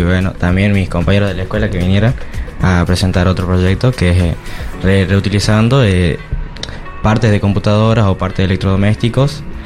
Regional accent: Catamarca, Argentina; soy de la provincia de Catamarca

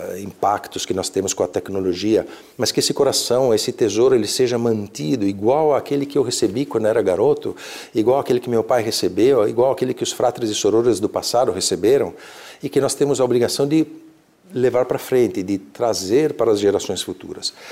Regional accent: Brazil; moved away as an adult; also born or lived in Verona, Italy; now in Italy; eu nasci na Itália, mas era de alguma forma era um país estrangeiro para mim porque eu cresci aqui

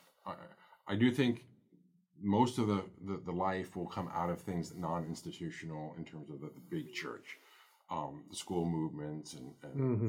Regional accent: United States; who we are as American Catholics

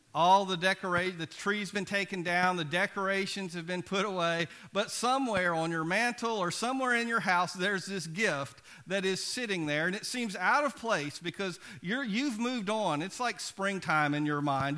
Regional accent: Biloxi, Mississippi, United States; I grew up in Biloxi

